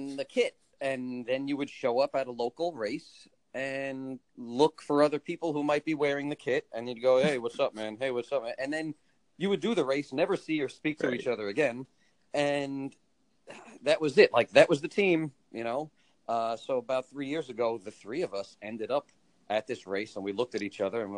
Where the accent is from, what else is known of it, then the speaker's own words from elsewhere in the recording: Long Island, New York, United States; we're all from Long Island, between Nassau and Suffolk County